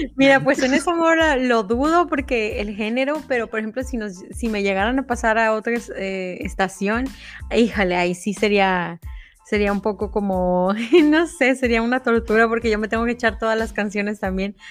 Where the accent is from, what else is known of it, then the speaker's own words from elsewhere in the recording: State of Mexico, Mexico; now in United States; soy mexicana, eh, soy muy eh, nací en el Estado de México y en, el, en este momento me encuentro viviendo en Estados Unidos